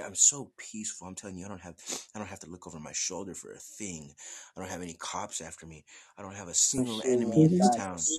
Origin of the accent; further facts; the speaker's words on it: Southwest United States, United States; No, I'm from the Southwest United States.